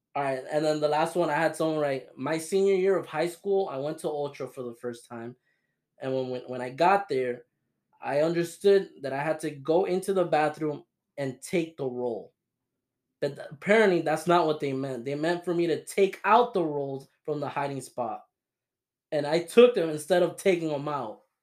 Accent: Florida, United States; We're from Florida

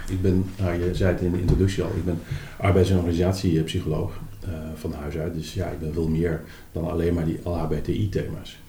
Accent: Amsterdam, North Holland, Netherlands; voor ons, hè, als Amsterdammers

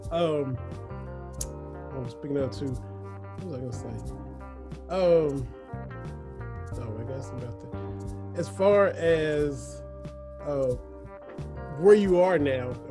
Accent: Lynch, Kentucky, United States; I'm born and raised just a hop and a jump down from y'all. I'm from Harlan County, from over in Lynch. Went to Cumberland High School

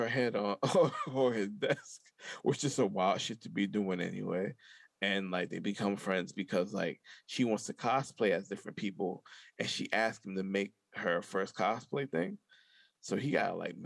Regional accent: New York, United States; I was raised in New York

